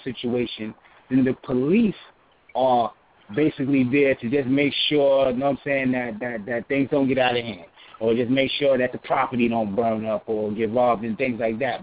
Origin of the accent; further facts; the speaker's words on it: New York, United States; I'm from New York